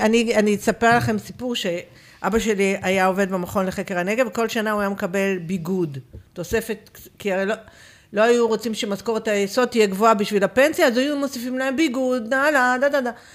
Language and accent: Hebrew; Beersheba, Southern District, Israel; אני גדלתי בבאר שבע